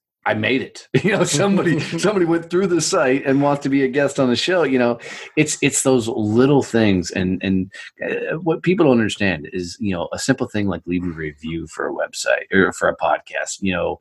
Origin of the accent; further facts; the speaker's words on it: United States; I'm American